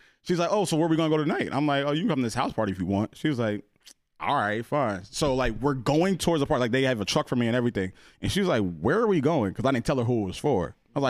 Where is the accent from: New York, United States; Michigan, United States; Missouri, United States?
New York, United States; I'm just down here for work. You know, from New York.